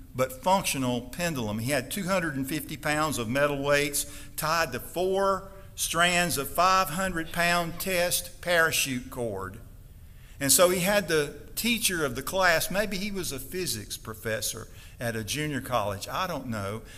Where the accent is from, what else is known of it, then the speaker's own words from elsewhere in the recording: Stonewall, Mississippi, United States; We had a sanforizer in my hometown. We had a cotton mill that took a bale of cotton. They delivered bales of cotton every day to our little town, Stonewall, Mississippi